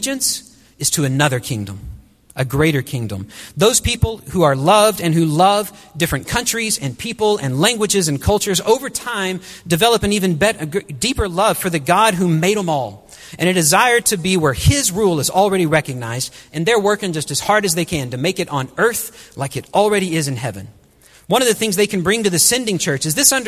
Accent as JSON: {"language": "English", "town": "Wichita Falls", "region": "Texas", "country": "United States", "tie": "born or raised there", "also_born_or_lived": "Burkina Faso", "moved": "as an adult", "said": "I grew up right outside Shepherd Air Force Base in North Texas"}